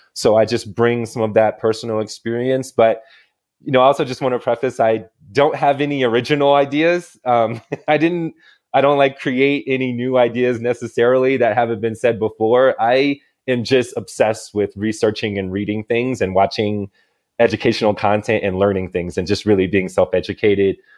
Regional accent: Illinois, United States; moved away as an adult; now in Santa Fe, United States; I'm originally from Illinois

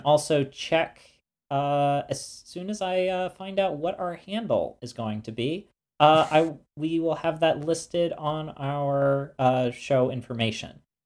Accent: United States; being American

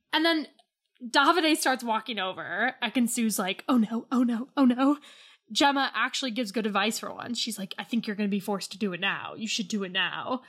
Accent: United States; I'm American

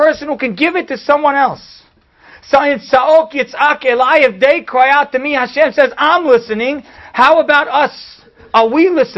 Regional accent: United States; we're American

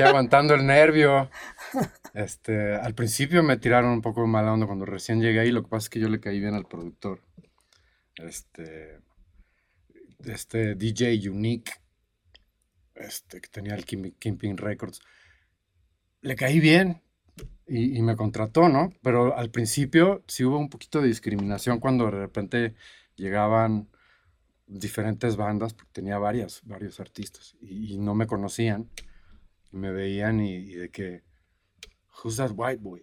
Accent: Cancún, Quintana Roo, Mexico; moved away; also born or lived in Boston, United States / Monterrey, Mexico / Los Angeles, United States; yo crecí en Cancún

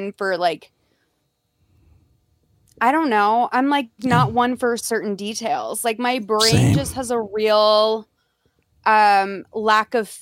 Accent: Boston, Massachusetts, United States; moved away; growing up in Boston, like, going to college in Boston

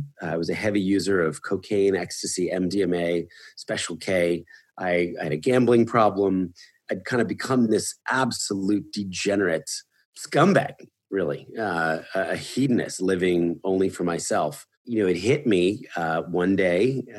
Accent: Philadelphia, Pennsylvania, United States; moved away; also born or lived in New York City; I was born in Philadelphia into a middle-class family.

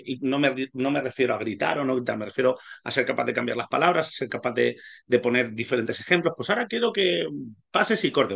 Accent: Ibi, Valencian Community, Spain; also born or lived in Hungary; somos un club de pueblo, IBI son 25.000 habitantes

